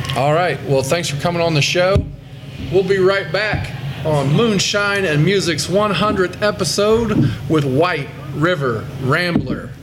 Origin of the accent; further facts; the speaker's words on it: Indiana, United States; I'm from Indiana, and I play songs at shows in Indiana.